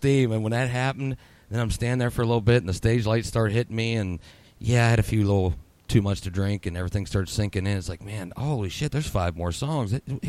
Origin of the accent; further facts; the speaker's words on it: Katanning, Pennsylvania, United States; now in Lisbon, United States; I was originally from Katanning, kind of like Fenelton, in between Katanning and Butler. But Katanning, I call it. You know, I'm always going to be a K-Town guy. But right now, I'm in Lisbon, Ohio, which ain't too far from Elwood City.